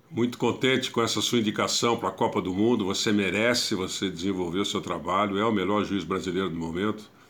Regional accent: Santa Bárbara d'Oeste, São Paulo, Brazil; E eu me sinto muito orgulhoso de ter você representando a nossa cidade, mais um barbarense que representa muito bem Santa Bárbara do Oeste

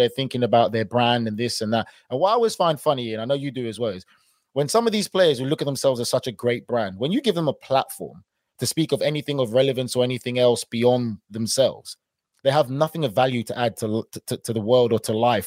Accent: England, United Kingdom; I was born and raised in England

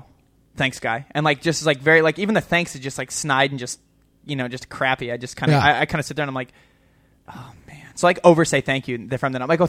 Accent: Illinois, United States; I'm from Illinois.

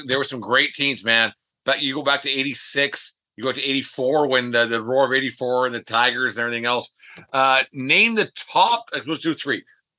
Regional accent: Canada; We're all Canadian. We all watched the Jays growing up.

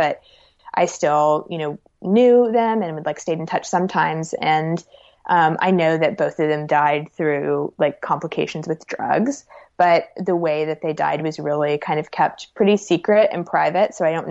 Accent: Alabama, United States; because, you know, growing up in Alabama, I was really taken with boyhood.

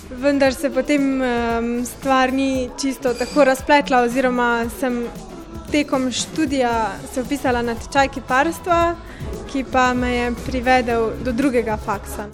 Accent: Velenje, Slovenia; prihajam iz Velenja

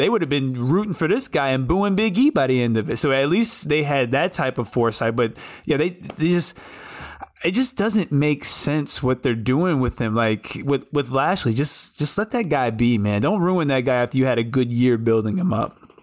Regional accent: Richmond, Virginia, United States; my hometown of Richmond, Virginia

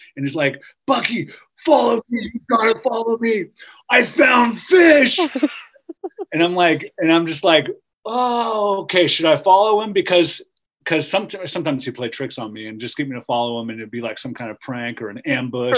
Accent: Truckee, California, United States; grew up early years in Lake Tahoe um, in Truckee

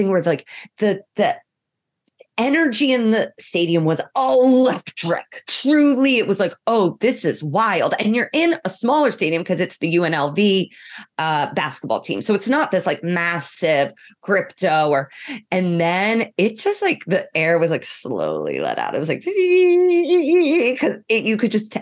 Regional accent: Ireland; I'm from Ireland

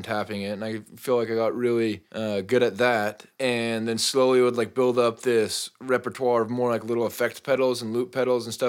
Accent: Spokane, Washington, United States; moved away; also born or lived in southern Utah; So I went to high school in Eastern Washington in Spokane. And before that, my whole family, we grew up Mormon, and everybody is down in Utah, southern Utah.

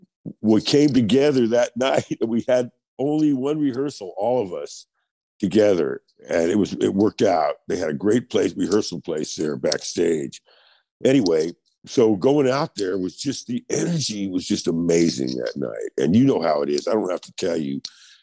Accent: New York City, New York, United States; Raised in Queens, yes.

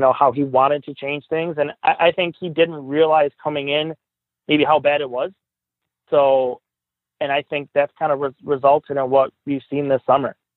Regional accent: Buffalo, New York, United States; also born or lived in Tonawanda, New York; I grew up in Riverside

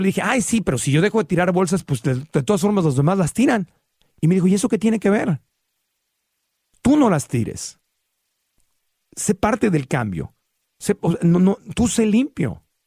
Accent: Tijuana, Baja California, Mexico; also born or lived in Sonora; yo cuando crecí en Tijuana, Baja California

